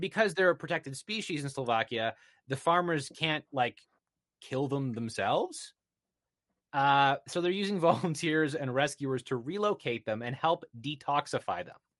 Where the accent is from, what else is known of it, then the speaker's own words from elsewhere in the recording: Canada; I'm Canadian